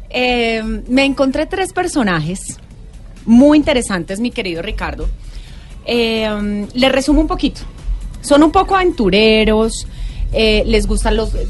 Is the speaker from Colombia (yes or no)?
yes; Colombia; y como somos colombianos, dejamos la inscripción para la última.